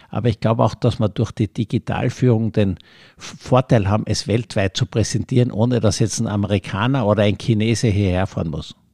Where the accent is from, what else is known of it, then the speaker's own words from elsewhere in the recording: Carinthia, Austria; weil ich bin in Kärnten in einem Schloss aufgewachsen.